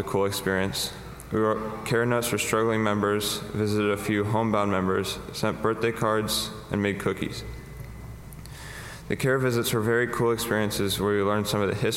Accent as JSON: {"language": "English", "town": "St. Charles", "region": "Illinois", "country": "United States", "tie": "born or raised there", "also_born_or_lived": "Glen Ellyn, Illinois", "said": "I've been a member of this church since my family moved from Glen Ellyn to St. Charles in 2008"}